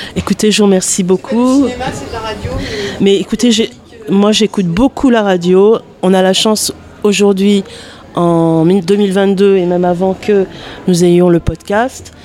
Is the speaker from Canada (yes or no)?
no; Paris, Île-de-France, France; now in Bagnolet, France; je suis parisienne de base, j'ai été au lycée à Paris.